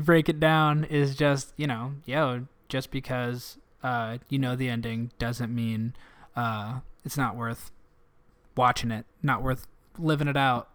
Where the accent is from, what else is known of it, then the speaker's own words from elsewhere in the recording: Canton, United States; now in Chicago, United States; In my hometown